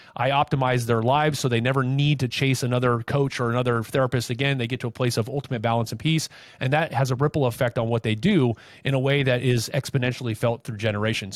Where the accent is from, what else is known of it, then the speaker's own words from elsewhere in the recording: Anaheim, California, United States; I grew up in Anaheim